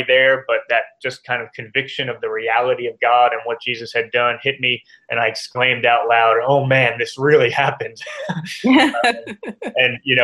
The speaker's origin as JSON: {"language": "English", "region": "New Jersey", "country": "United States", "tie": "born or raised there", "also_born_or_lived": "Oxford, England", "moved": "as an adult", "lives_now": "Atlanta, United States", "said": "I'm from New Jersey originally"}